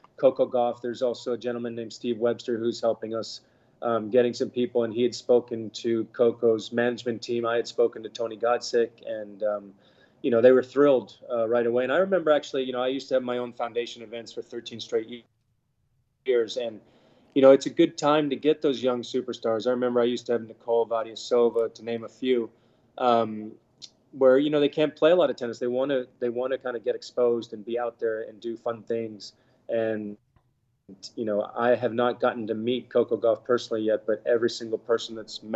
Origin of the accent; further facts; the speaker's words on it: Bahamas; We were born in the Bahamas. We got to grow up here.